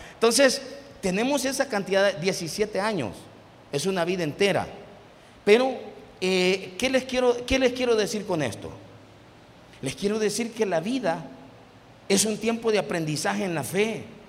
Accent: Mejicanos, San Salvador, El Salvador; also born or lived in Ciudad Delgado; now in San Miguel, El Salvador; Y yo me crié en mexicanos en Ayutuxtepeque

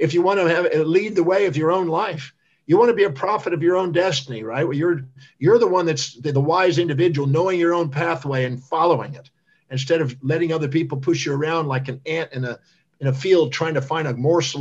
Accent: United States; I was born on Thanksgiving Day in America

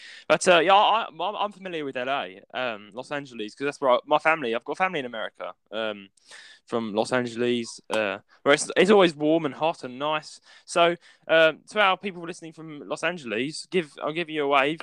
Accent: United Kingdom; we're both British

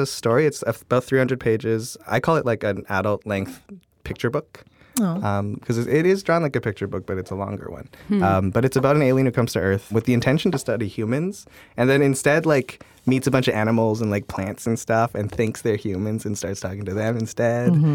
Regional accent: Toronto, Ontario, Canada; moved away as an adult; now in United States; I grew up, like, right downtown in Toronto.

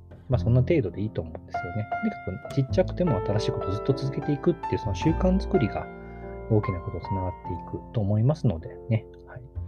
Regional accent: Kagawa, Japan; 地元の香川

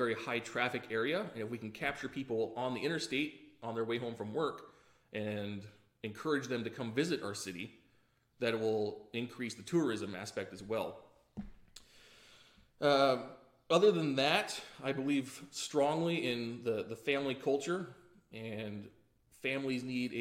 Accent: Lake Oswego, Oregon, United States; moved away as an adult; now in Benton City, United States; I grew up in a little town called Lake Oswego, Oregon, about 20 miles or so south of Portland, Oregon

